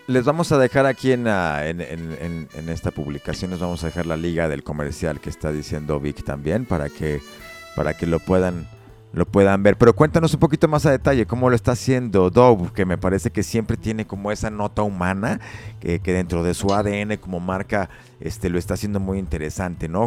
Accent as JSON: {"language": "Spanish", "country": "Mexico", "said": "como mexicanos, pues hemos nacido, nos hemos desarrollado, hemos crecido"}